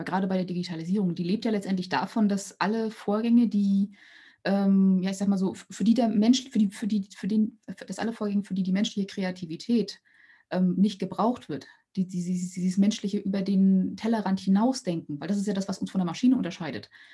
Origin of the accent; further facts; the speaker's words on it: East Germany, Germany; ich bin in Ostdeutschland geboren oder in der D D R geboren und dann in Ostdeutschland aufgewachsen